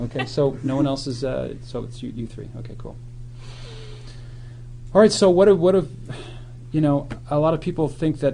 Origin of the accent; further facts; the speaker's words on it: Nova Scotia, Canada; moved away; also born or lived in Ottawa / Steubenville, Ohio; I'm a native of Nova Scotia, which is a state near Maine.